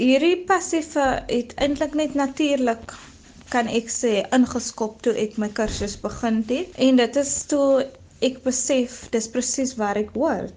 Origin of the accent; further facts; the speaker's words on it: Atlantis, Western Cape, South Africa; Ek is van Atlantis. Ek is 26 jaar oud. Ek het my skoolloopbaan hier in Atlantis voltooi.